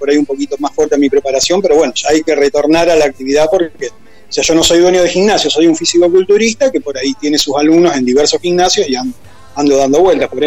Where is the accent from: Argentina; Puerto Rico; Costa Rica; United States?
Argentina; Rosario, Santa Fe; nosotros somos Santa Fe, más allá que somos de Rosario, ¿no es cierto?